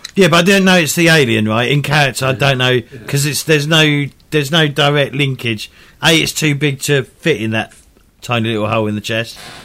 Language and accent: English; England, United Kingdom; being English